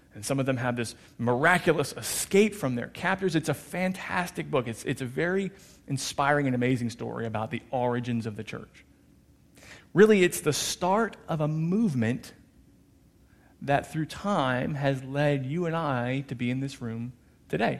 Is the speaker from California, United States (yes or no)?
no; New Jersey, United States; moved away; I was born and raised in New Jersey.